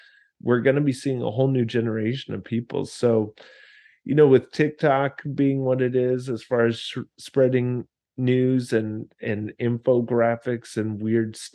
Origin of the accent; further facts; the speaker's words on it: United States; I was American